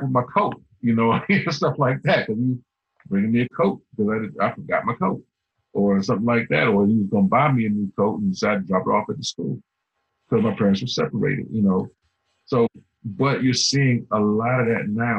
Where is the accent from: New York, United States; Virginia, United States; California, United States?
Virginia, United States; Alexandria; I grew up in Alexandria